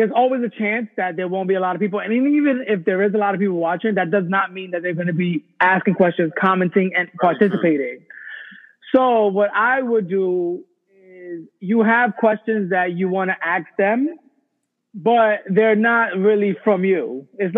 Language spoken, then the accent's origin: English; New York City, New York, United States; I am from Brooklyn, New York